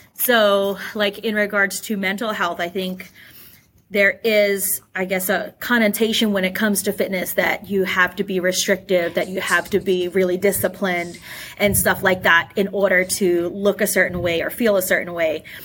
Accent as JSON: {"language": "English", "country": "Australia", "tie": "born or raised there", "said": "I actually grew up in Australia"}